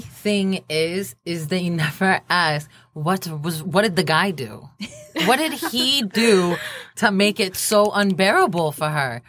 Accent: Palestine; I'm also Palestinian

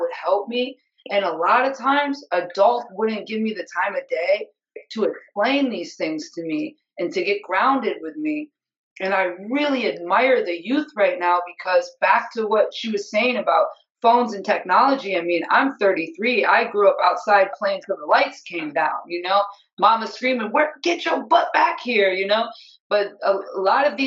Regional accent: upstate New York, United States; I'm from upstate New York

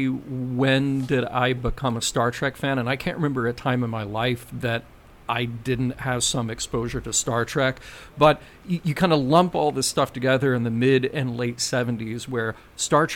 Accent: Birmingham, Alabama, United States; And then I would come back home to Birmingham

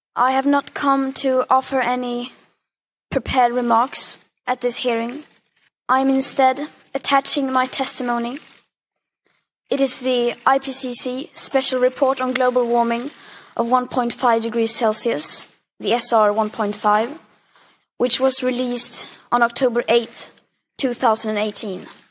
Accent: Sweden; I am from Sweden. It's a small country.

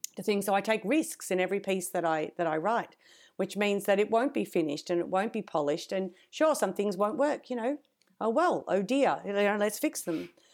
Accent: Australia

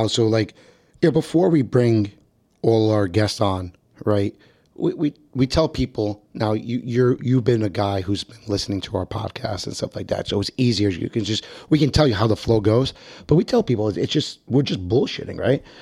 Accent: Bronx, New York, United States; I'm, from the Bronx, New York.

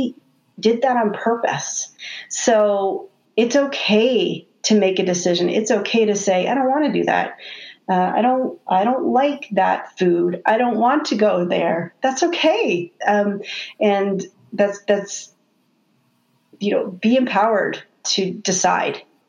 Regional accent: Canada; I'm Canadian

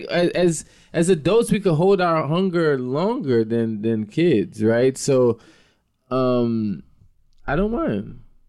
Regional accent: Jamaica; moved away; I'm a Jamaican. I was born in Jamaica.

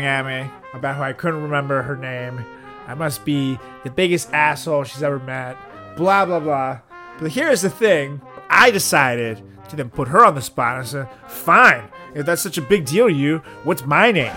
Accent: Venezuela; moved away; From Venezuela.

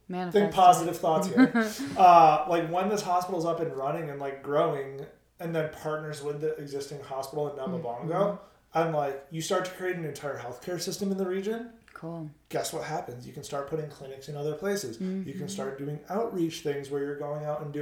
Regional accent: United States; as an American

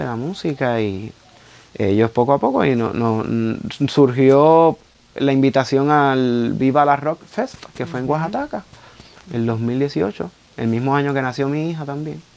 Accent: Carolina, Puerto Rico; como yo soy del pueblo de Carolina, pues estaba bien expuesto a murales desde bien chamaquito

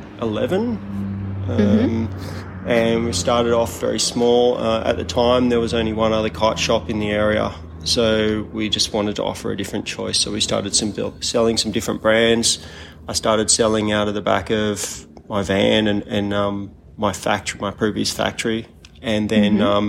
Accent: Kurnell, New South Wales, Australia; I grew up in Kurnell, sailing and surfing

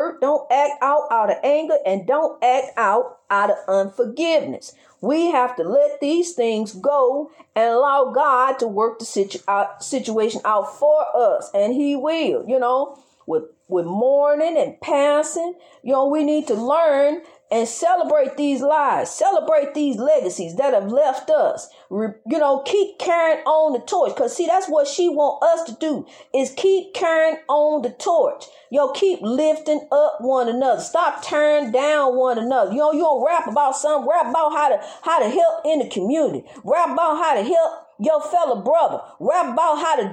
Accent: United States; I'm an American citizen just like you is. I was born over here just like you was

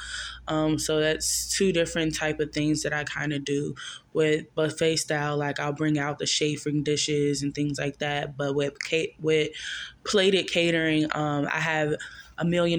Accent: Maryland, United States; now in Charlotte, United States; I am from Maryland

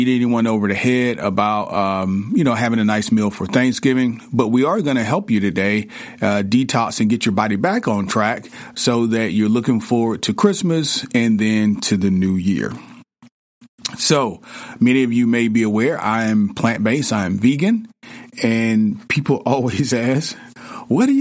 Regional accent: the South, United States; I grew up in the South

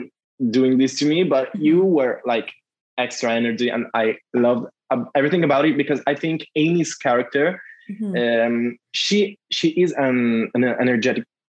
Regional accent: Italy; we use it in Italy

